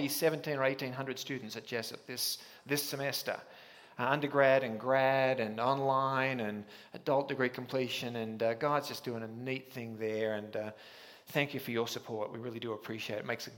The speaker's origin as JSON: {"language": "English", "country": "Australia", "said": "I am an Aussie, and that means you won't understand the first 10 minutes, and you'll kind of catch up with me at some point along the way. But I was back in Australia a month ago"}